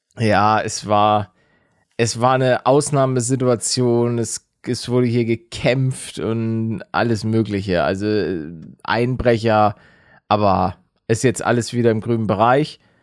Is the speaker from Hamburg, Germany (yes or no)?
yes; Hamburg, Germany; als Hamburger